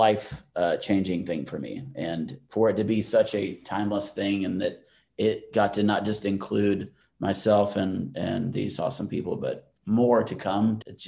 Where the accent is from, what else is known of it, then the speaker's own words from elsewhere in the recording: Atlanta, Georgia, United States; I grew up in Atlanta.